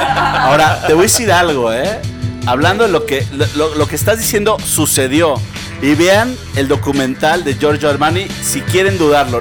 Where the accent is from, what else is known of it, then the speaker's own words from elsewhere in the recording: Mexico City, Mexico; nosotros como chilangos